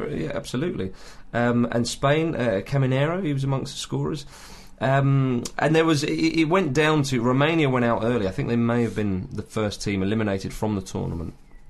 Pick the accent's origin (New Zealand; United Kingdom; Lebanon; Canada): United Kingdom; England; moved away; also born or lived in Scotland; I was living in Scotland at the time, and of course, being English